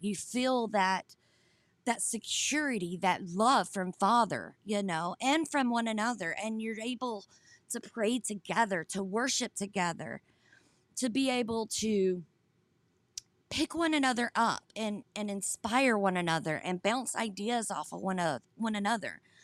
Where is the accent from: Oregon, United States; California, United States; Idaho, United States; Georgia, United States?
Georgia, United States; now in South Carolina, United States; I grew up in Georgia, we have I seventy-five